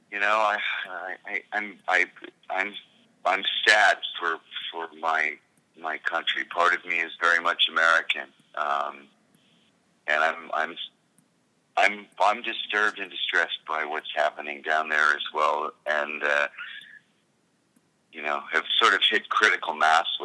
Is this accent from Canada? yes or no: yes; Canada; I think it's my job as a as a as a Canadian to help provide for people who have less um, with my tax money